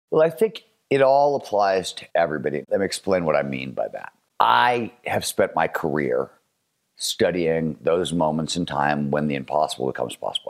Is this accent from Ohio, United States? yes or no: yes; Cleveland, Ohio, United States; I grew up in Cleveland, Ohio in the nineteen seventies.